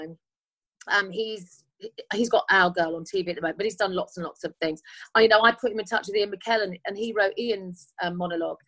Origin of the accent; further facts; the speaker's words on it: London, United Kingdom; also born or lived in Highbury / Holloway / Muswell Hill; I was born in Homerton Hospital, which is still there, in Hackney. Then I lived in Highbury. I lived in Holloway